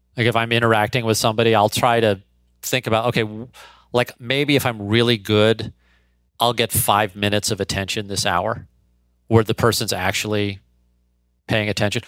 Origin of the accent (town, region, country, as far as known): St. Louis, Missouri, United States; born or raised there